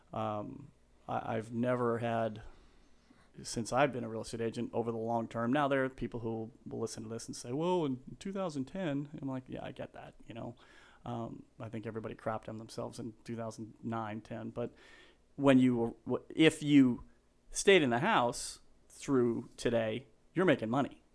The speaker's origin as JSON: {"language": "English", "town": "Denver", "region": "Colorado", "country": "United States", "said": "I'm from Denver, Colorado"}